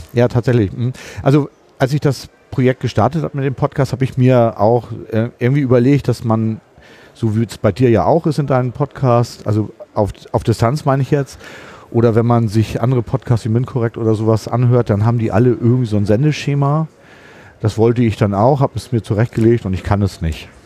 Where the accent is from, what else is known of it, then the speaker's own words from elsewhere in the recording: Hamburg, Germany; Ich komme aus Hamburg.